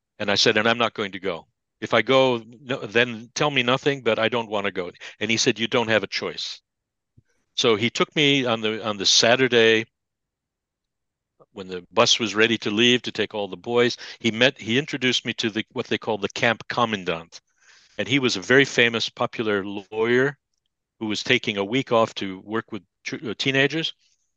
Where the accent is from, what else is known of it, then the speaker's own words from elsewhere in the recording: United States; moved away; as an American